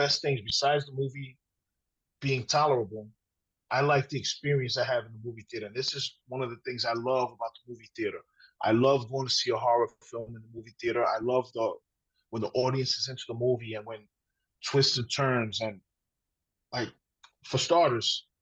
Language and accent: English; New York City, New York, United States; Being a New Yorker